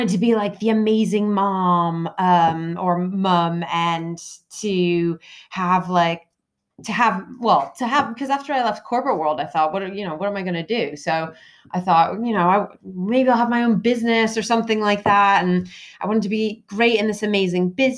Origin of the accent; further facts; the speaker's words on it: United States; moved away as an adult; now in United Kingdom; I grew up in the States. I've moved to the UK when I fell in love, of course, with the British man after I went to college.